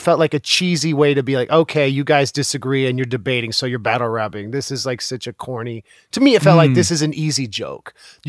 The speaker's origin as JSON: {"language": "English", "country": "United States", "said": "I think that's, like, a deep thing about being American, is that we have this kind of sheen that everything's okay and everything was done for the right reason and everything is optimistic."}